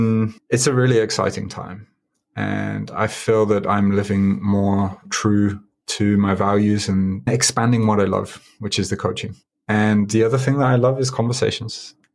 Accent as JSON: {"language": "English", "town": "Birmingham", "region": "West Midlands", "country": "United Kingdom", "moved": "yes", "lives_now": "Tokyo, Japan", "said": "I do consider Japan home. I've been here 16 years. I'm originally from Birmingham. I was there last week."}